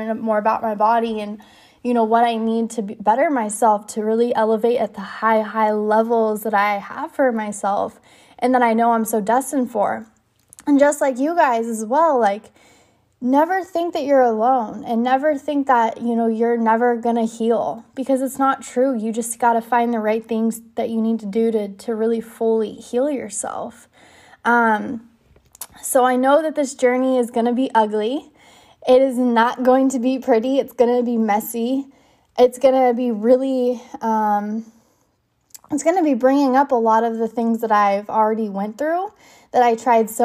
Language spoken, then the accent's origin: English; California, United States; moved away; be back in my hometown